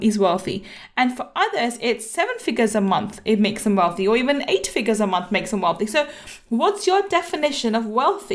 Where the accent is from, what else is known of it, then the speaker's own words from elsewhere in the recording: Manchester, North West England, United Kingdom; now in London, United Kingdom; I have lots of family there and I was born in Manchester too.